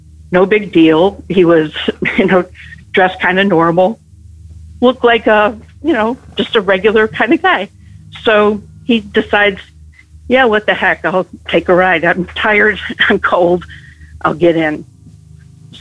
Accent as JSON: {"language": "English", "town": "Chicago", "region": "Illinois", "country": "United States", "tie": "born or raised there", "also_born_or_lived": "Oak Park, Illinois", "said": "I grew up in Chicago in the Austin neighborhood around Cicero and Washington, and lived there till 1966 until I moved into Oak Park"}